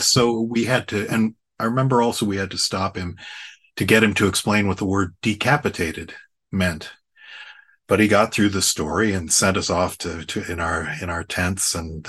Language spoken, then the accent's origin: English; Cleveland, Ohio, United States; As you mentioned, I grew up in Cleveland, and I was at an overnight camp, and we were roasting marshmallows around a campfire